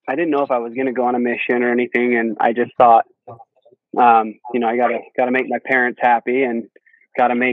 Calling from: Lehi, Utah, United States; Oh, I'm in Lehi. Well, I guess it's kind of Highland. So that shop is Highland, but where I'm sitting is Lehi.

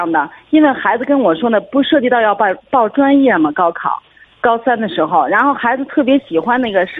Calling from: Hebei, China; 哎，我是河北的一位听众，

